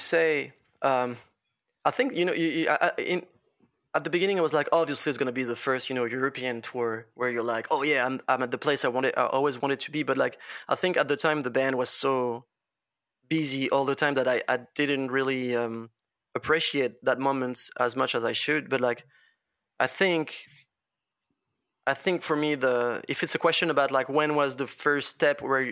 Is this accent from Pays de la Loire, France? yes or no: yes; Laval, Pays de la Loire, France; English is a second language; I come from fucking Laval. I come from Laval